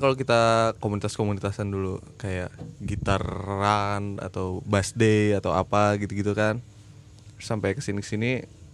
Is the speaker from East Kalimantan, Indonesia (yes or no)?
yes; Samarinda, East Kalimantan, Indonesia; saya kan dari Samarinda